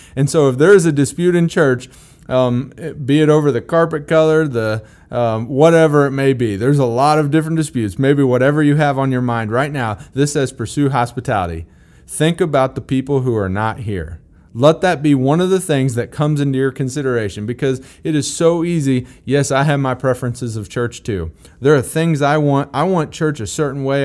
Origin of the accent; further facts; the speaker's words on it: Missouri, United States; I'm from Missouri